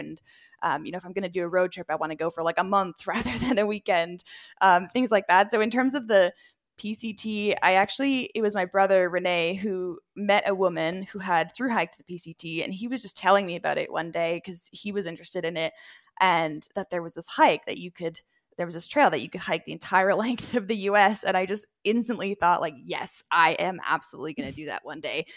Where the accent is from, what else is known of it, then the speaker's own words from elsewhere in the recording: Edmonton, Alberta, Canada; I was born and raised in Edmonton